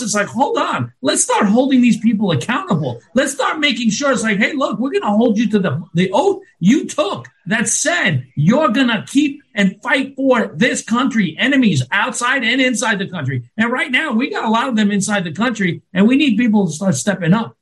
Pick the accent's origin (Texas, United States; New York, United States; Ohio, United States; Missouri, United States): New York, United States; now in Florida, United States; I'm from New York